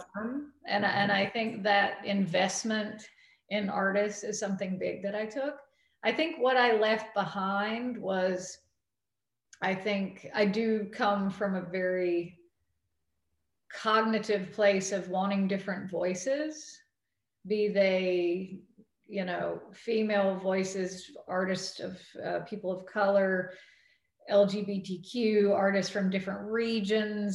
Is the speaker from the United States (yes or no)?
yes; North Carolina, United States; moved away; also born or lived in New York; my home state